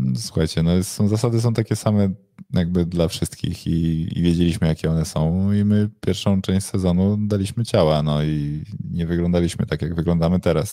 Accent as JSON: {"language": "Polish", "town": "Warsaw", "region": "Masovian Voivodeship", "country": "Poland", "said": "jestem z Warszawy, jestem za Warszawą"}